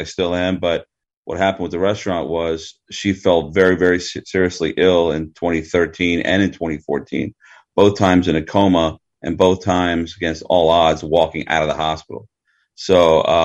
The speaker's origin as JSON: {"language": "English", "region": "Maryland", "country": "United States", "tie": "born or raised there", "also_born_or_lived": "Washington, District of Columbia, United States", "moved": "as an adult", "lives_now": "Huntington Beach, United States", "said": "I grew up in Maryland."}